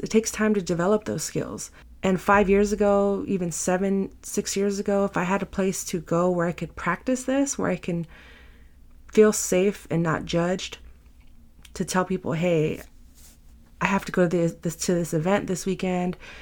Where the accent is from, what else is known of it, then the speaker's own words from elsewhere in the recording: San Francisco, California, United States; I'm born and raised in San Francisco